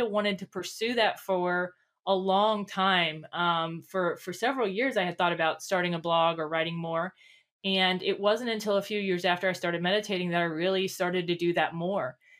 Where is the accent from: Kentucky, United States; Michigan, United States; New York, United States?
Kentucky, United States; Northern; I'm from Northern Kentucky. Mm-hmm. Um, so um, right outside of Cincinnati